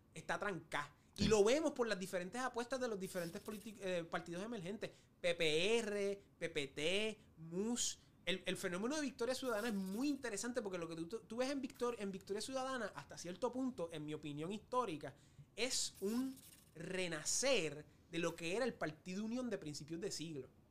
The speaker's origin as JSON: {"language": "Spanish", "country": "Puerto Rico", "said": "como puertorriqueño"}